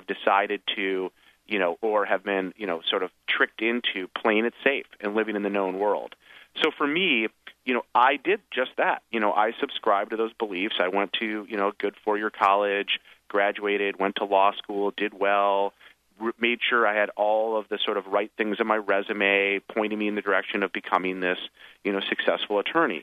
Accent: Michigan, United States; my hometown in Michigan

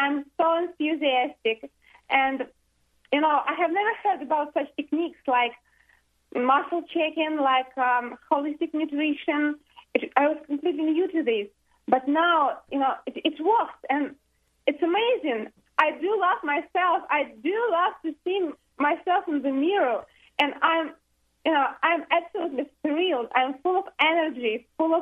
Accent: Russia; moved away as an adult; now in United States; I'm from Russia. We have been here only for 2.5 months

